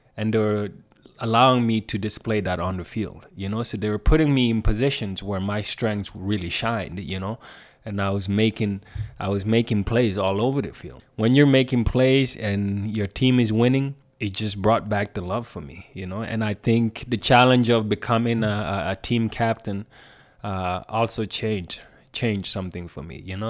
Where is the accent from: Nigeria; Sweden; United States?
Sweden; southern Sweden; moved away as an adult; also born or lived in Gambia; now in Calgary, Canada; I grew up in South Sweden